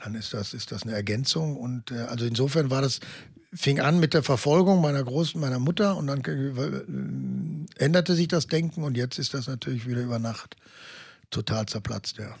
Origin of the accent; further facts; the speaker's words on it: Germany; ich natürlich als Deutscher